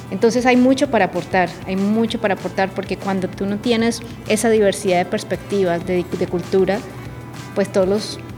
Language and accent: Spanish; Barranquilla, Atlántico, Colombia; also born or lived in Medellín; yo soy paisa, nací en Medellín, pero criada en Barranquilla. Entonces tengo como las dos ciudades en mi corazón. La mitad soy costeñita y la otra mitad soy paisa.